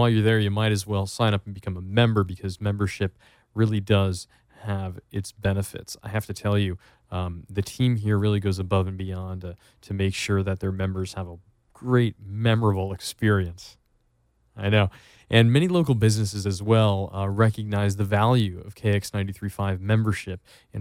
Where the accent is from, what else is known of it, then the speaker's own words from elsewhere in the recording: East Coast, United States; moved away; I'm from the East Coast originally, and moving out here